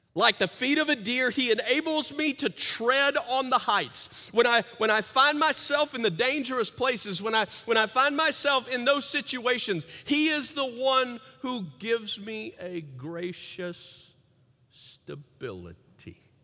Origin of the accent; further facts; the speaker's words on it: the South, United States; I grew up in the South, and apparently in the territory in the South where I grew up